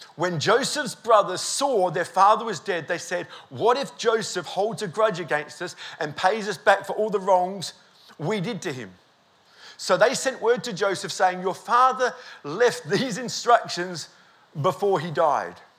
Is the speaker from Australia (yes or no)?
yes; Australia; We're here from Australia